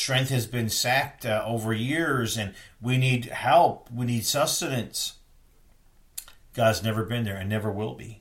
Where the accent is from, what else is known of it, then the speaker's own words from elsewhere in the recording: East Coast, United States; I grew up on the East Coast